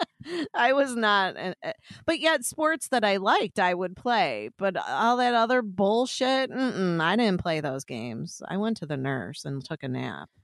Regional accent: Illinois, United States; I'm from Illinois

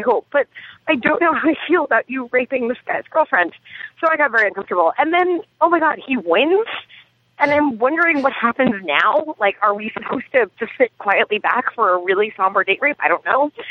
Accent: Long Island, New York, United States; I'm from Long Island and 631 is my area code originally

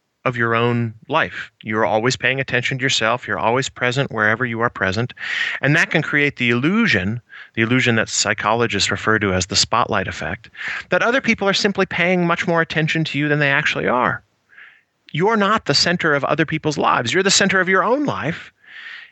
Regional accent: Iowa, United States; I grew up in the Midwest, about 3 hours to the west of Chicago in Iowa.

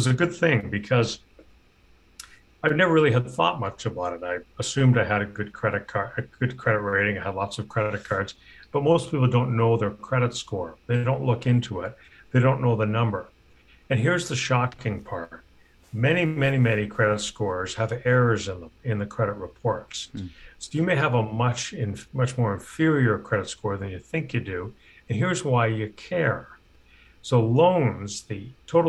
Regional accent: Canada; moved away as an adult; now in United States; I'm a Canadian and recently moved to the US

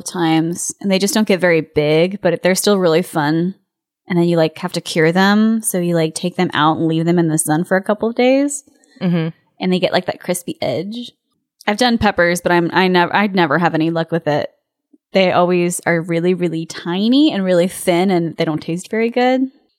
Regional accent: California, United States; As a Californian, it was just magical to see these little bunny rabbits.

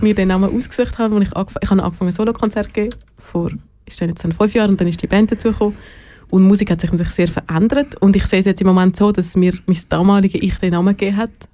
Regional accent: Zurich, Switzerland; moved away as an adult; also born or lived in Basel / Cologne; ich bin aus Zürich, ich habe in Basel gewohnt, ich habe in Köln

